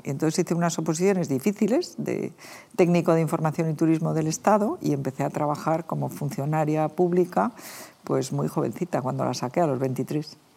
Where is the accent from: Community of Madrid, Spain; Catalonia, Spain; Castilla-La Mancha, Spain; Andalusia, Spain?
Community of Madrid, Spain; los madrileños